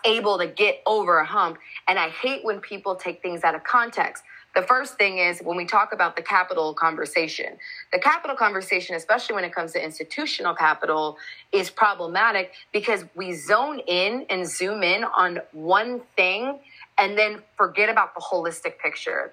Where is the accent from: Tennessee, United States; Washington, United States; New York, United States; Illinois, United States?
Washington, United States; Seattle; moved away as an adult; also born or lived in Chicago; I grew up in the Seattle area